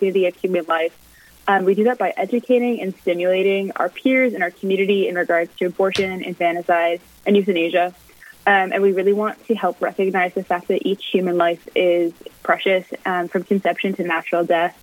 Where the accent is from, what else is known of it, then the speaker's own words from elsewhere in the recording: Plymouth, Minnesota, United States; moved away as an adult; now in Fargo, United States; I'm originally from Plymouth, Minnesota